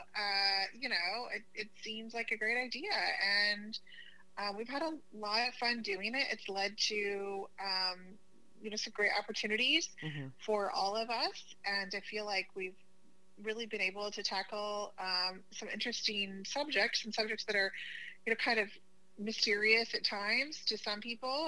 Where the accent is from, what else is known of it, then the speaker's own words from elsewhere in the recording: Oklahoma, United States; moved away; I'm originally from Oklahoma